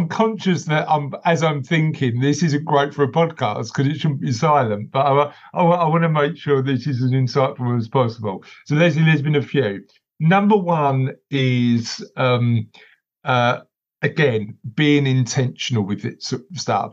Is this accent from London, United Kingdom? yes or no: yes; London, United Kingdom; I'm from East London originally. I live sort of on the East London Essex borders now, but I'm from East London originally.